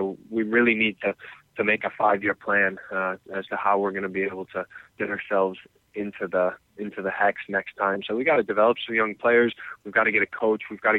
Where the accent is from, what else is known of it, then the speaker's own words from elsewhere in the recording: Chicago, Illinois, United States; if you have kids like me growing up in Chicago watching the Fire in Canada